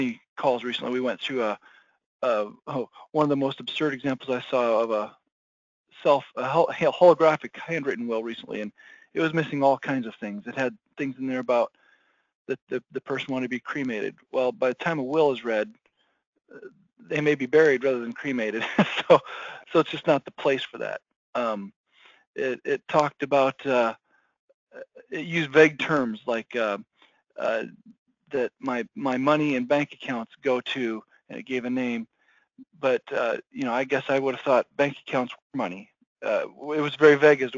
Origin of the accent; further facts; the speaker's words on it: Iowa, United States; my home state of Iowa